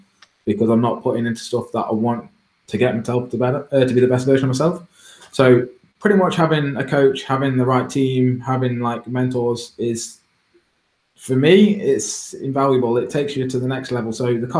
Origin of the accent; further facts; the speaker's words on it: Derby, East Midlands, United Kingdom; I'm only from Derby, I'm a small lad.